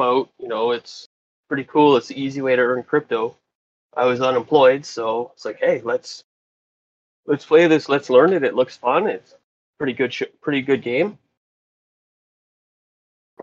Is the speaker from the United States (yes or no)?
no; Regina, Saskatchewan, Canada; I'm from Regina, Saskatchewan